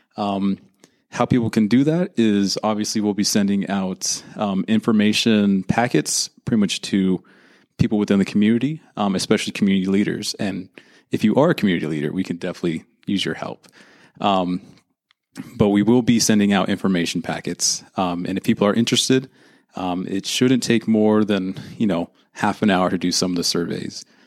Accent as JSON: {"language": "English", "town": "Santa Rosa", "region": "California", "country": "United States", "said": "I am from Santa Rosa, California, which is in the lovely wine country of Northern California."}